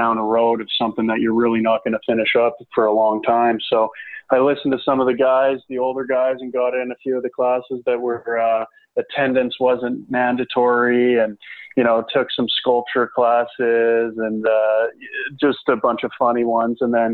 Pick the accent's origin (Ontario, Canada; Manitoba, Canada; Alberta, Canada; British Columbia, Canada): Alberta, Canada; Calgary; play in Calgary, my hometown team, for the Hitmen